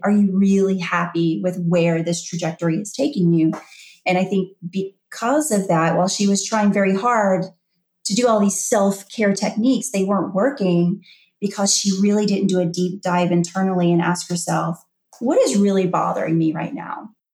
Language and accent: English; Louisiana, United States; moved away as an adult; also born or lived in New Orleans; now in Georgia, United States; I left Louisiana, my home state. I've been there my whole life for you know, 46 years. And I just up and moved to Georgia